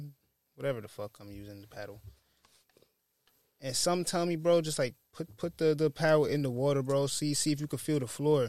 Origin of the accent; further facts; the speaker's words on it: United States; I'm from America